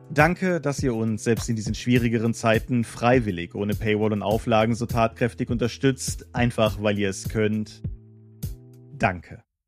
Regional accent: Germany; hier im Schleiner Tal, da, da wo ich groß geworden bin und jetzt wieder wohne

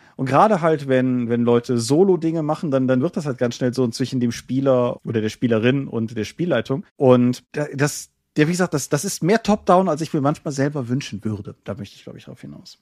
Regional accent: Germany; hier im Schleiner Tal, da, da wo ich groß geworden bin und jetzt wieder wohne

